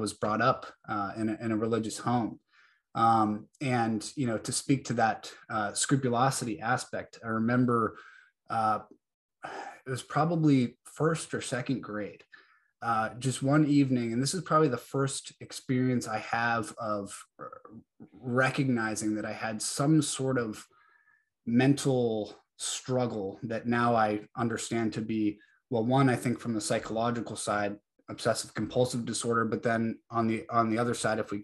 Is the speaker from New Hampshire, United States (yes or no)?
yes; New Hampshire, United States; now in Georgia, United States; I was born and raised in New Hampshire, now live down in Georgia